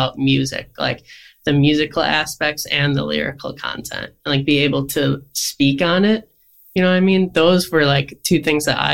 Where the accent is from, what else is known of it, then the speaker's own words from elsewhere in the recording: Syracuse, New York, United States; also born or lived in Japan; I was born and raised in Syracuse, and I just moved back from Japan, where I was teaching elementary music for 3 years